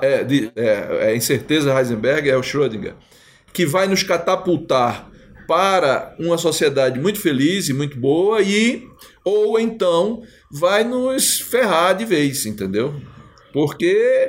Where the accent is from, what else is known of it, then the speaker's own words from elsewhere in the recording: Northeast Region, Brazil; eu sou nordestino